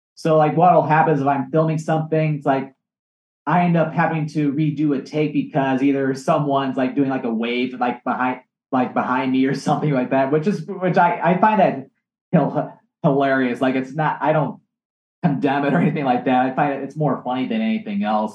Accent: Michigan, United States; my home state of Michigan

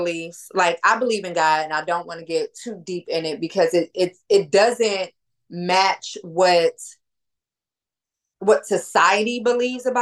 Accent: Detroit, Michigan, United States; my family is Black. We from Detroit

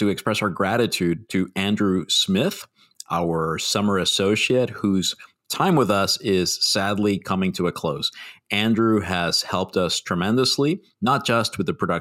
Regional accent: Puerto Rico; we're all from Puerto Rico

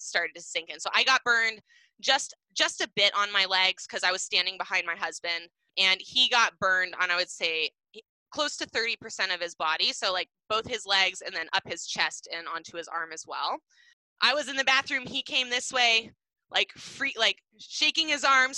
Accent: Seattle, Washington, United States; we grew up in Seattle, Washington

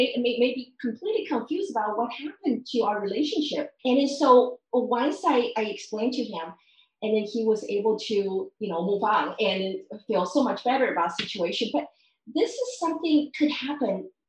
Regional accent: Taiwan; I grew up in Taiwan

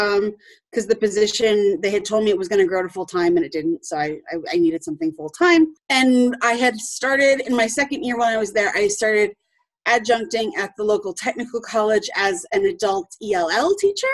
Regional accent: Eastern Wisconsin, United States; also born or lived in Illinois; I am from Eastern Wisconsin originally

